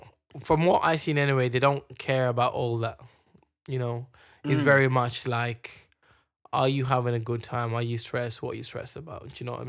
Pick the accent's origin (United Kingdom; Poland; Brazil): United Kingdom; London; When people from Morocco ask us where you're from, I just say London.